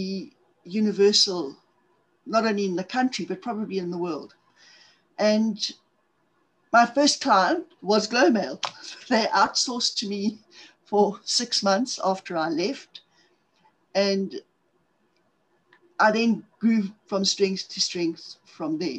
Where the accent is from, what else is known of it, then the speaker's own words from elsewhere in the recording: Zimbabwe; accent: South African; moved away as an adult; also born or lived in Cape Town / Johannesburg; now in South Africa; I'm from South Africa, in case guys haven't figured out on the accent part of things. I was originally born in Zimbabwe in the 1950s